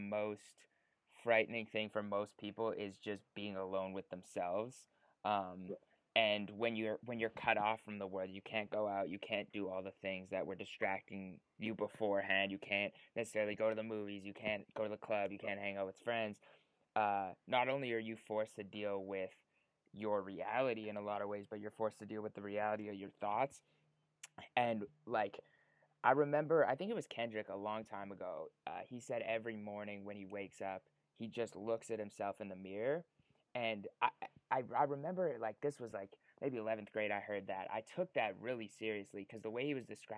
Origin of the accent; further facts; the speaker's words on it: Winnipeg, Manitoba, Canada; moved away as an adult; now in Los Angeles, United States; So I'm from Winnipeg, Canada. Moved out to LA basically 3 years ago, three and a half years ago